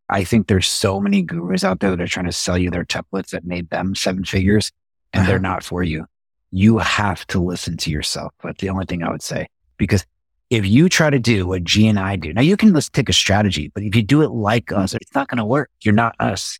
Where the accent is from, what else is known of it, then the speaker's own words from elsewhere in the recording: Las Vegas, Nevada, United States; moved away as an adult; now in San Diego, United States; born and raised in Las Vegas